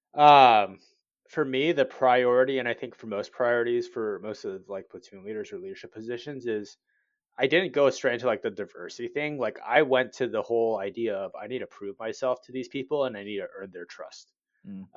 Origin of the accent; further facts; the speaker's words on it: Cerritos, California, United States; moved away; growing up in Cerritos